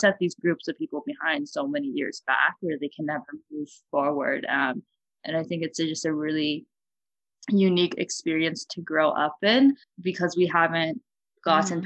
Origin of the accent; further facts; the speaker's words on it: Fresno, California, United States; moved away as an adult; now in Washington, D.C., United States; I'm from Fresno